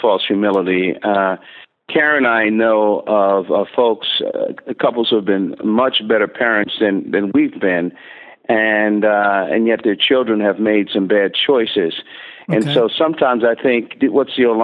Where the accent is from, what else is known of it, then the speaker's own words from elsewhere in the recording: Newark, New Jersey, United States; also born or lived in Plainfield, New Jersey; I was born in Newark, New Jersey, and spent the first 12 years of my life there. And then our family moved to Plainfield, New Jersey, which that's all a metropolitan New York area.